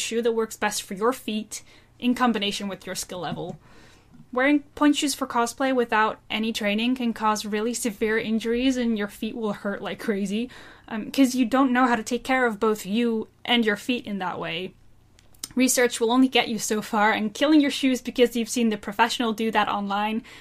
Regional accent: Netherlands; I'm from the Netherlands

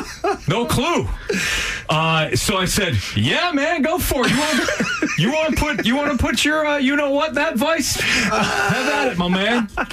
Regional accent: Bolingbrook, Illinois, United States; I am from Bolingbrook, Illinois, but I went to high school in a neighboring town.

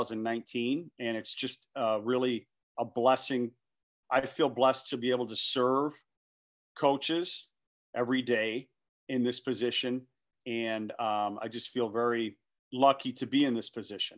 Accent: Detroit, Michigan, United States; I'm from Metro Detroit, went to Canton High School

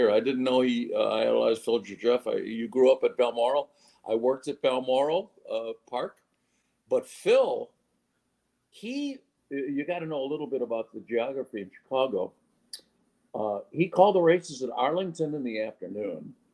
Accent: Ireland; but I'm Irish. We like to tell stories

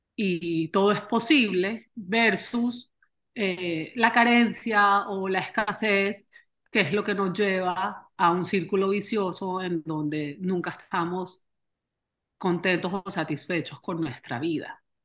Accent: Barranquilla, Atlántico, Colombia; moved away as an adult; also born or lived in Austin, Texas; now in United States; yo soy colombiana, nacida y criada en Barranquilla

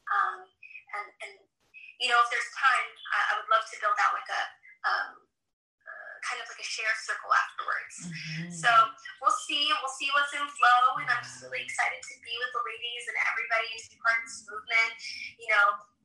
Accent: United States; I was born in the States. My parents are from Morocco.

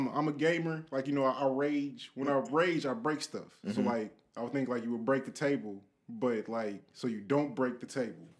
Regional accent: Chicago, Illinois, United States; now in Buffalo, United States; I'm from Chicago, the South Side.

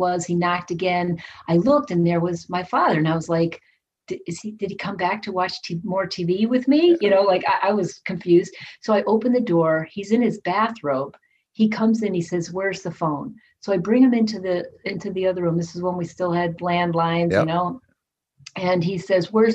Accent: Connecticut, United States; moved away as an adult; also born or lived in Austin, Texas; I grew up in Connecticut

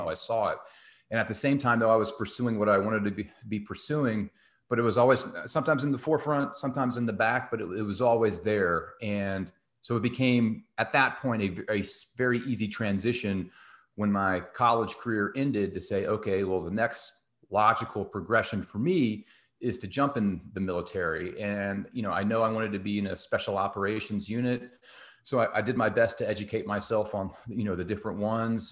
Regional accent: Texas, United States; I grew up in Texas

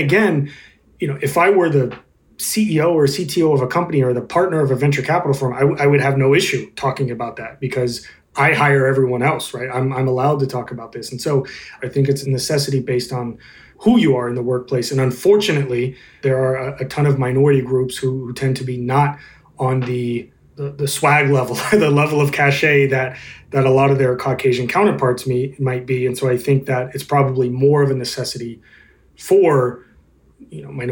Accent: the South, United States; I grew up in the South

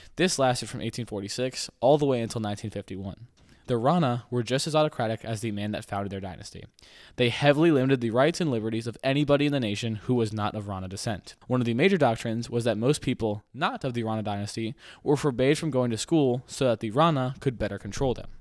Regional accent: United States; an American

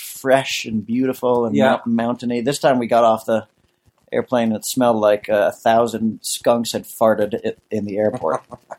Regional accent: United States; I'm from America.

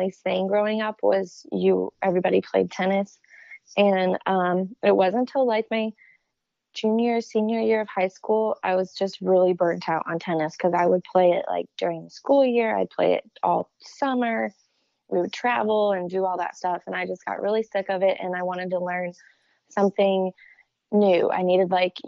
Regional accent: Teutopolis, Illinois, United States; moved away as an adult; now in Nashville, United States; I loved growing up in my hometown there

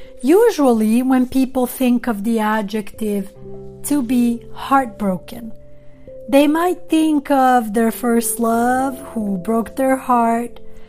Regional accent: Sweden; also born or lived in Montenegro; now in Los Angeles, United States; I was born in Montenegro. I am Albanian by nationality. I grew up in Sweden, and I have lived in Los Angeles for a very long time.

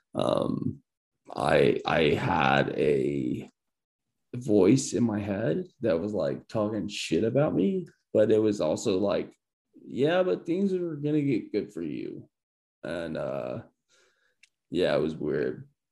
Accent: Columbia, Illinois, United States; i'm from uh, like columbia illinois

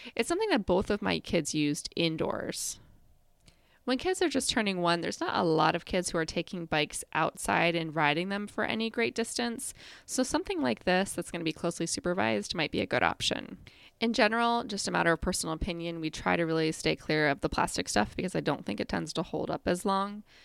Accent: Midwest, United States; I was growing up in the Midwest

